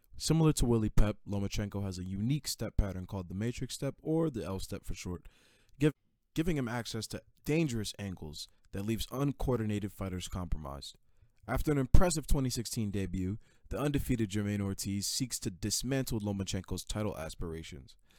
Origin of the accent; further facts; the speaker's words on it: New York City, New York, United States; also born or lived in Queens, New York; my home, Brooklyn, New York. I came in from Queens